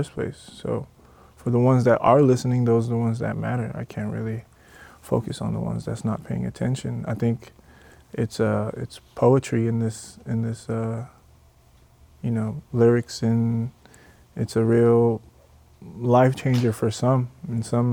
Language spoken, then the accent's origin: English; Covington, Georgia, United States; also born or lived in New York, United States / Jamaica (ancestry); So I was actually born in New York, and 10 going on 11, I moved to Georgia. Covington, Georgia, to be exact. And I went to middle school, high school out there